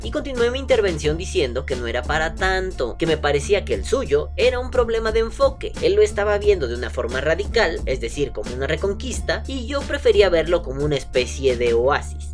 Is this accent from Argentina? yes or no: no; Mexico; nosotros como vapeadores mexicanos